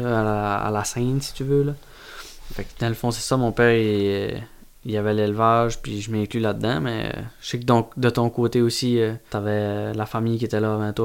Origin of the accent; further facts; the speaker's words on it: Carleton-sur-Mer, Quebec, Canada; je viens de Carleton, je veux toujours rester à Carleton. C'est ancré en dedans de moi.